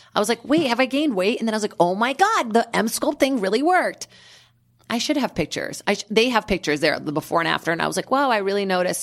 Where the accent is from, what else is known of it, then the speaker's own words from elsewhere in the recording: Brazil; moved away; growing up in Brazil